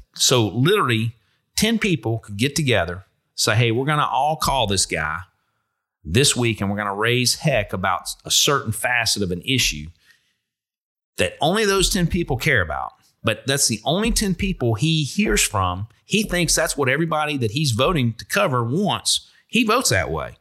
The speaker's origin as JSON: {"language": "English", "town": "Kenner", "region": "Louisiana", "country": "United States", "tie": "born or raised there", "also_born_or_lived": "Shreveport / North Carolina", "moved": "yes", "said": "I grew up in Kenner, so I'm from Shreveport, but we lived in Kenner when I was young."}